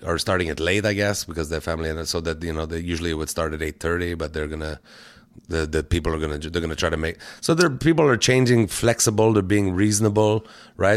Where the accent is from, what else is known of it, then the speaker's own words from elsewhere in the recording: Canada; We're so Canadian